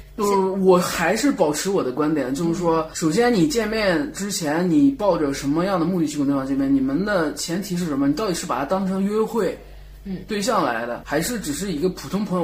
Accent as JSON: {"language": "Chinese", "region": "Shandong", "country": "China", "said": "也不是说我是北方人或山东人怎么样"}